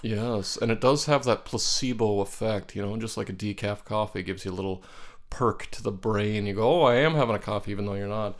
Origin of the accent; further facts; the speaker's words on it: New Mexico, United States; I grew up in Nuevo Mexico, there are ponderosa pine trees